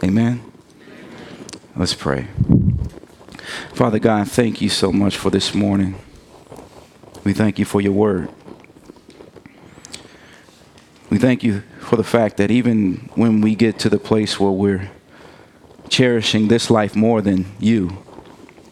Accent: Gary, Indiana, United States; I'm from Gary

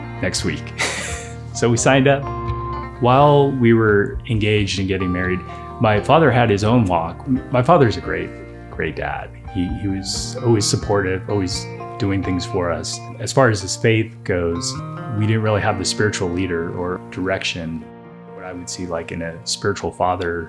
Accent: San Francisco, California, United States; I'm a first generation American born and raised in San Francisco

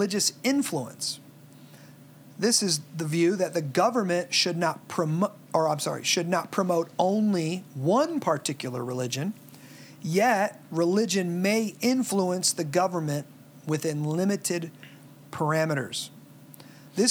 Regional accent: Midwest, United States; most of us growing up in the Midwest

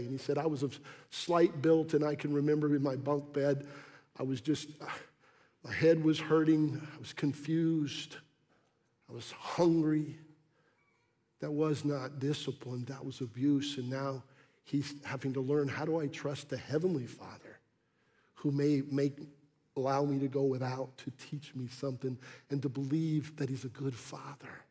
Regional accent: Massachusetts, United States; When I was a little boy growing up in Massachusetts

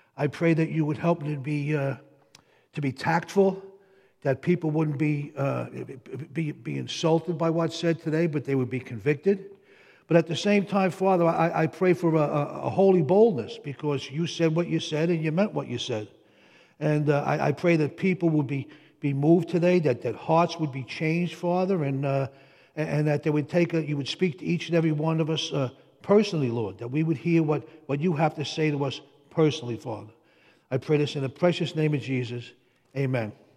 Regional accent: Jersey City, New Jersey, United States; I'm from Jersey City

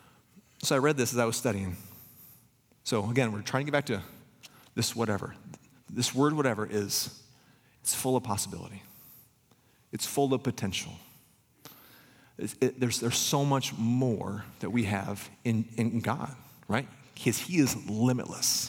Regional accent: Pella, Iowa, United States; growing up in Pella

